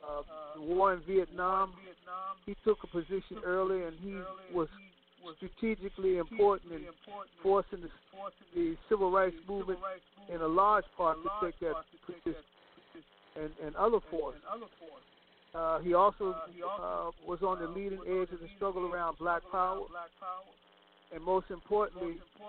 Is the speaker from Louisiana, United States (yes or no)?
no; Virginia, United States; I grew up in Virginia. I grew up in the rural area, too.